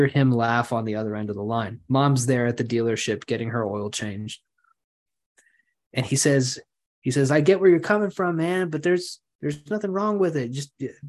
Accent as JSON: {"language": "English", "town": "Lawton", "region": "Oklahoma", "country": "United States", "tie": "born or raised there", "moved": "yes", "lives_now": "Edmond, United States", "said": "I am moving back to my hometown for a job opportunity"}